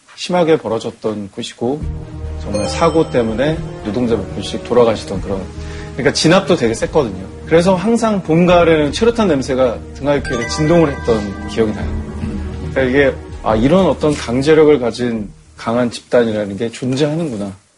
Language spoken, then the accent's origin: Korean; Ulsan, South Korea; 제가 나고 자란 울산이라는 곳은